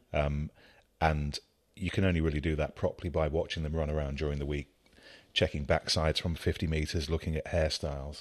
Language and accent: English; Leicestershire, East Midlands, United Kingdom; growing up in Leicestershire